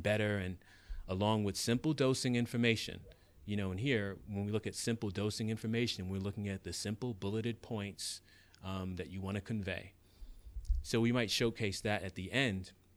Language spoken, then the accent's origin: English; New York City, New York, United States; that kid growing up in the South Bronx, um, who didn't have anything